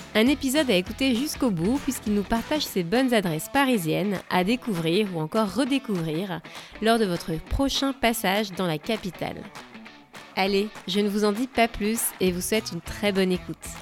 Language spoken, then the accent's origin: French; France; now in United States; je suis française